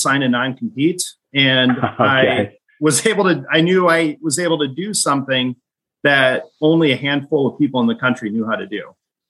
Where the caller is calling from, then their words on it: Fargo, North Dakota, United States; Fargo, North Dakota is always beautiful this time of January.